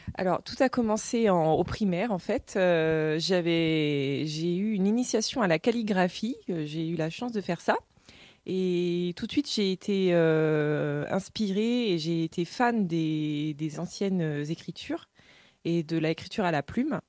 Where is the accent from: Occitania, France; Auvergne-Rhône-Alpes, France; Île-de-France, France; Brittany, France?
Brittany, France; Cléguérec; j'ai grandi à Cléguérec